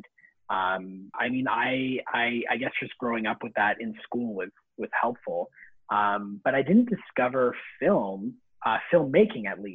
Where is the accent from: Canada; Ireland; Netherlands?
Canada; Vaughan, Ontario; also born or lived in Toronto; I didn't grow up in Toronto. I grew up in Vaughan. So that's a small city just north of Toronto